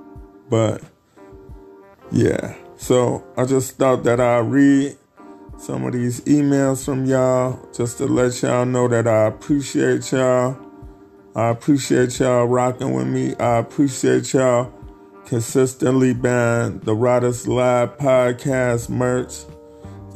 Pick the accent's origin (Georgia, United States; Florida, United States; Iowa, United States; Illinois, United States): Illinois, United States; Chicago; my hometown, Chicago